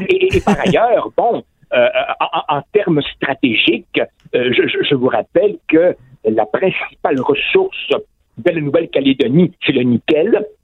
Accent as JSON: {"language": "French", "region": "Quebec", "country": "Canada", "said": "comme chez nous au Québec"}